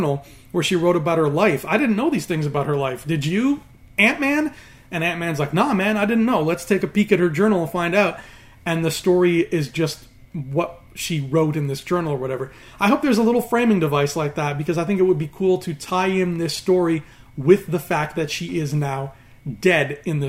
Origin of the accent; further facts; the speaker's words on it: Canada; He is a good old-fashioned homegrown Canadian boy like me.